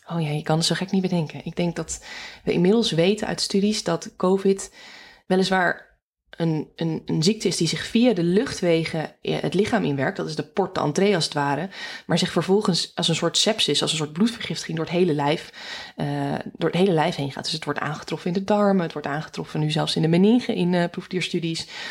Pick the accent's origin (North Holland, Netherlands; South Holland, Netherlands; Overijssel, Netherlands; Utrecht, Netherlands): North Holland, Netherlands; Alkmaar; moved away as an adult; also born or lived in Groningen / Amsterdam region / Rotterdam; mijn roots liggen in eh, Noord-Holland, in Alkmaar